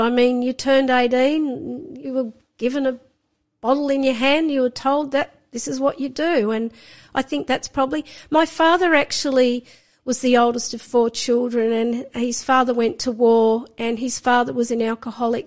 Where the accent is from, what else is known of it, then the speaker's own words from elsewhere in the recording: Sydney, New South Wales, Australia; I was born in Sydney. So I grew up in Sydney